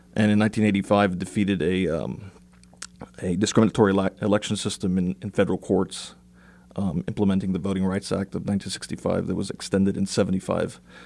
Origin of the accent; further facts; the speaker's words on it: South Texas, United States; Growing up in South Texas wasn't very much different from growing up, uh, from serving in, in rural Paraguay. I grew up in a homogenous Mexican community